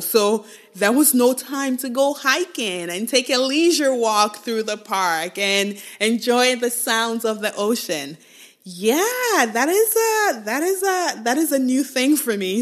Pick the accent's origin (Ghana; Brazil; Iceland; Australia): Ghana; moved away as an adult; also born or lived in Nigeria / England; now in United States; I was born in Nigeria, grew up in Ghana, moved to the U S when I was twenty-one